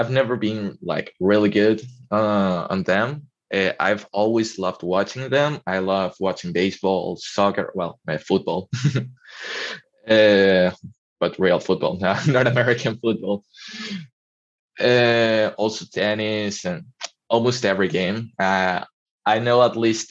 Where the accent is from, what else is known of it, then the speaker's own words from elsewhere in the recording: Barquisimeto, Lara, Venezuela; English is a second language; moved away as an adult; now in Vigo, Spain; I'm not from the capital, I'm not from Caracas. I'm from a city called Barquisimeto.